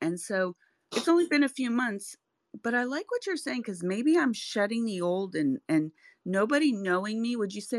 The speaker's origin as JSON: {"language": "English", "town": "St. Petersburg", "region": "Florida", "country": "United States", "moved": "as an adult", "lives_now": "Tampa, United States", "said": "When I moved from St. Pete, I lived there 48 years."}